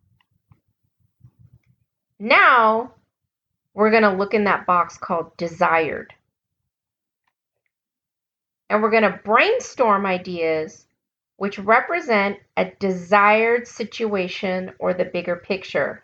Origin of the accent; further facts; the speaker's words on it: United States; accent: American; my American accent